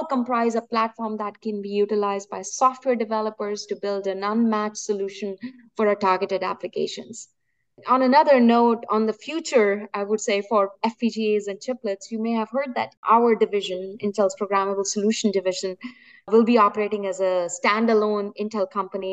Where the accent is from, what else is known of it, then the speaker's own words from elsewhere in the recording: India; moved away; I'm born and brought up in India